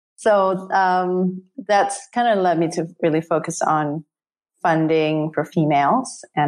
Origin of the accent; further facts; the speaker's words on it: Singapore; I grew up in Singapore